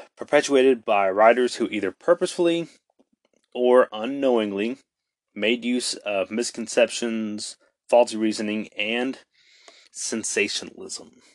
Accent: Mesquite, Texas, United States; my hometown of Mesquite, Texas

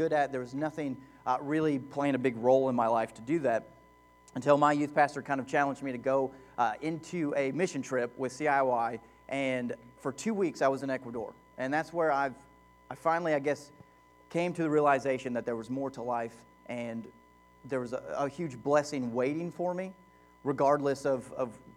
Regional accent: Lexington, Kentucky, United States; moved away as an adult; also born or lived in Louisville, Kentucky / Knoxville, Tennessee; We come from Lexington, Kentucky originally, and then we moved to Louisville

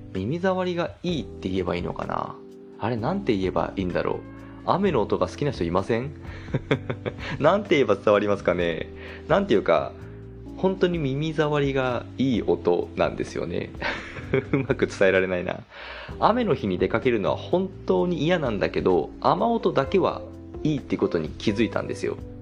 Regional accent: Hokkaido, Japan; moved away as an adult; now in Kanto, Japan; 私北海道出身で長いこと北海道で過ごしていたので、関東に引っ越してから

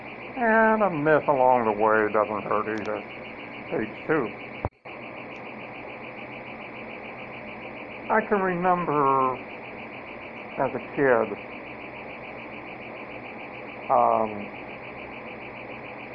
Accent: Cleveland, Ohio, United States; when I grew up in Cleveland

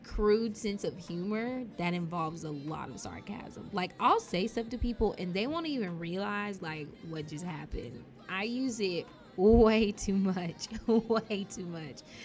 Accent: Dallas, Texas, United States; Dallas, Texas, at St. Paul Hospital, which is now UT Southwestern.

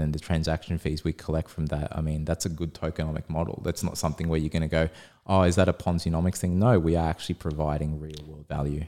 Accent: Australia; we're Aussie

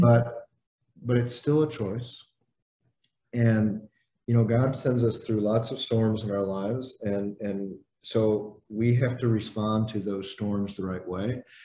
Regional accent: Indiana, United States; I grew up in Indiana.

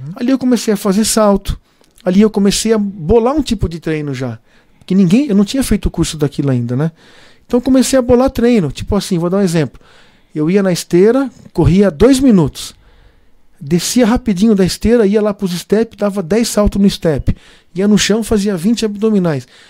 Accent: São Roque, São Paulo, Brazil; born or raised there; also born or lived in Piracicaba

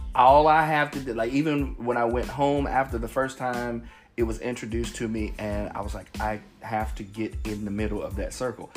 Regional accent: Cincinnati, Ohio, United States; I'm from Cincinnati, so we have this place called the United Dairy Farmer

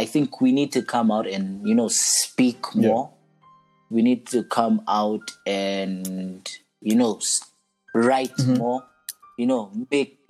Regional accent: Kenya; being in a British system school my whole life, my Kenyan history

